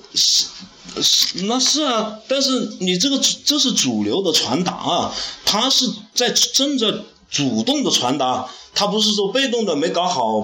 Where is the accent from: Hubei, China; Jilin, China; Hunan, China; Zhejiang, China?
Hunan, China; 我们湖南人